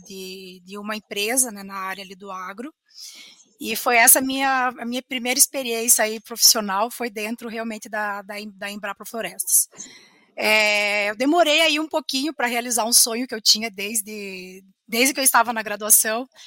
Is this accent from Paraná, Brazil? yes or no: yes; Curitiba, Paraná, Brazil; sou curitibana, me formei na Universidade Federal do Paraná em 2010